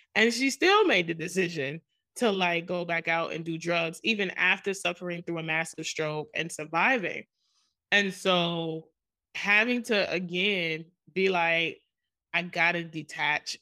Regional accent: New York City, New York, United States; I grew up in Jamaica, Queens, New York

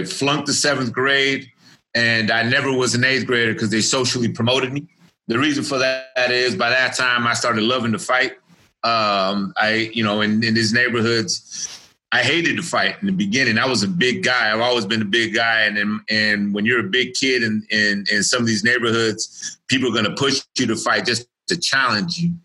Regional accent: Richmond, California, United States; I was born and raised in Richmond, California.

